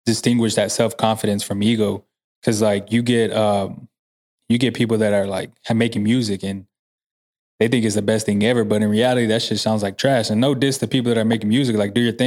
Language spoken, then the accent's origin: English; San Antonio, Texas, United States; also born or lived in Corpus Christi, Texas; my parents divorced when I was six. Moved here and then just lived here ever since